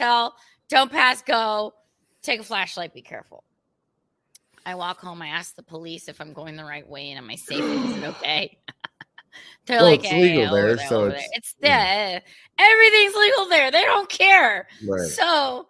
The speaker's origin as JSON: {"language": "English", "country": "United States", "said": "I'm American"}